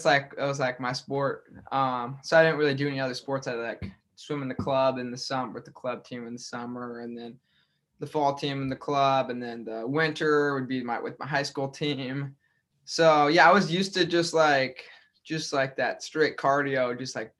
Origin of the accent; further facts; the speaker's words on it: Grand Island, Nebraska, United States; moved away as an adult; now in Iowa, United States; my hometown, Grand Island.